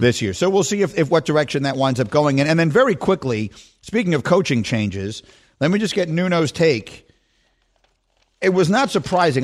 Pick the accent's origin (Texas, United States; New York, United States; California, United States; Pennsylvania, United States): New York, United States; New York City; moved away as an adult; I grew up in New York City